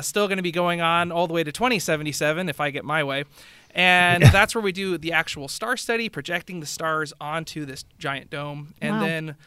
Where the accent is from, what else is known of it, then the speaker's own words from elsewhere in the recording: Willamette Valley, Oregon, United States; growing up in the Willamette Valley